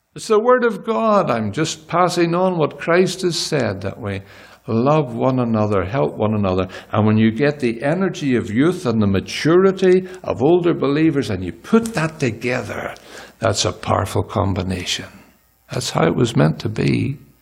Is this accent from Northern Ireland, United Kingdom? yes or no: yes; Northern Ireland, United Kingdom; moved away as an adult; now in Gaborone, Botswana; we're Irish